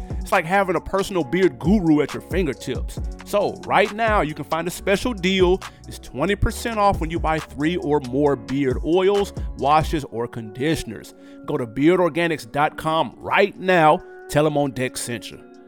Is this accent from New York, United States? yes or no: yes; New York, United States; my hometown of New York